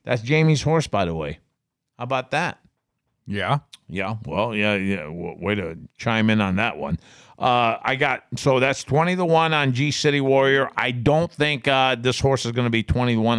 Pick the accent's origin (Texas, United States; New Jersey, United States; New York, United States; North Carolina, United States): New York, United States; Binghamton; moved away; I grew up in Binghamton